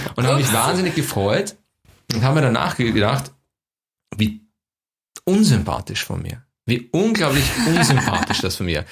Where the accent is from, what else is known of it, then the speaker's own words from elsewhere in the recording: Vienna, Austria; ich bin Wiener